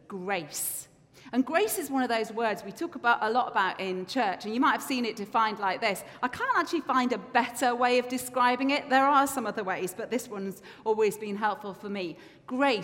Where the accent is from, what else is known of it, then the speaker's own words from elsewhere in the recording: England, United Kingdom; moved away as an adult; now in Scotland, United Kingdom; as an English person